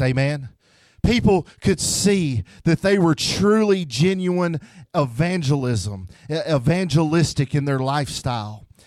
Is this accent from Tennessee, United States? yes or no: yes; Memphis, Tennessee, United States; moved away; I'm from Tennessee, so if you hear the word ain't and y'all, uh, that's what's wrong with me. I'm from Memphis, Tennessee